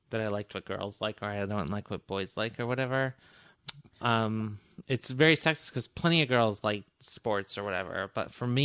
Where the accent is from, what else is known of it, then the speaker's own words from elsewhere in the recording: Michigan, United States; also born or lived in Montana; I was born in Montana. And then my mother was a single mother with me and my younger brother and um, joined the Air Force and then moved to, we grew up in the Upper Peninsula of Michigan.